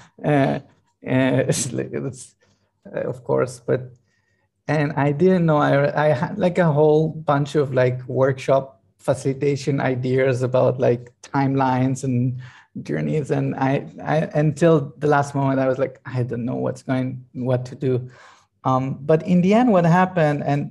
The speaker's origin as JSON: {"language": "English", "country": "Israel", "moved": "yes", "lives_now": "Italy", "said": "we live in Italy, and I'm originally from Israel"}